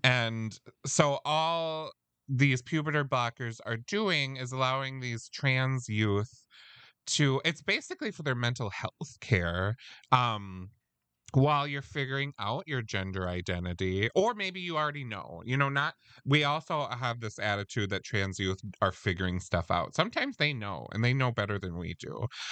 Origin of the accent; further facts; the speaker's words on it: Midwest, United States; we're from the Midwest